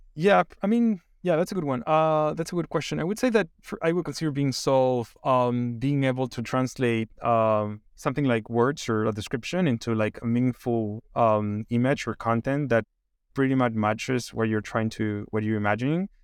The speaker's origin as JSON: {"language": "English", "country": "Chile", "moved": "yes", "said": "I'm originally from Chile, and, um, I studied, like, econ in, in Chile"}